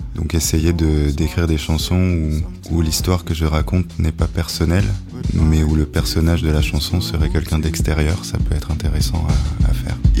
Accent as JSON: {"language": "French", "town": "Nice", "region": "Provence-Alpes-Côte d'Azur", "country": "France", "also_born_or_lived": "Australia", "moved": "as an adult", "lives_now": "Paris, France", "said": "alors je viens de Nice, dans le sud de la France"}